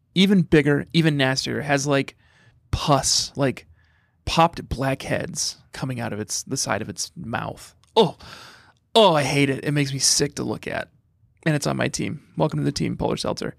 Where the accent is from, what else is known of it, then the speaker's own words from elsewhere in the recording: Fort Collins, Colorado, United States; moved away; growing up in Fort Collins, Colorado